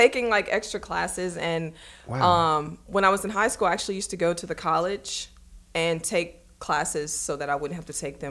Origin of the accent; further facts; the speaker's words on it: Baton Rouge, Louisiana, United States; moved away as an adult; also born or lived in Atlanta / Miami; now in Calabasas, United States; growing up in Louisiana